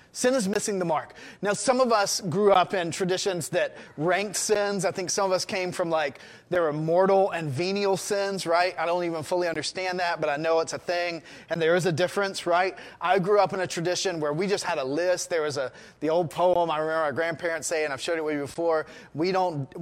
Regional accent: United States; as an American society

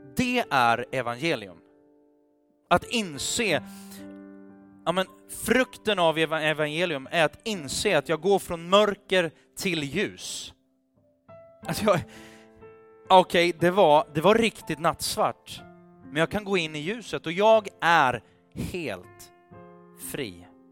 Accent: Sweden; Vi är ju svenskar

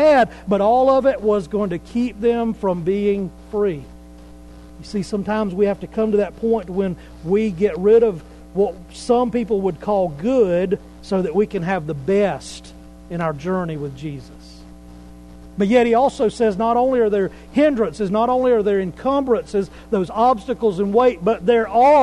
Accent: Pickens County, South Carolina, United States; I'm from South Carolina. Been in Pickens County most of my life

